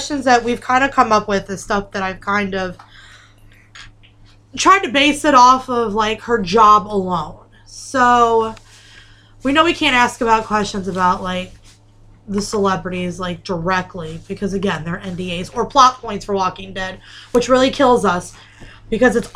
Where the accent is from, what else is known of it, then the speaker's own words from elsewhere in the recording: New York, United States; I'm from New York, yous.